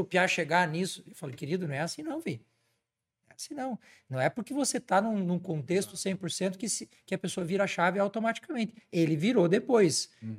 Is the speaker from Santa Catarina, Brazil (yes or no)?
yes; Santa Catarina, Brazil; lá na minha terra, em Santa Catarina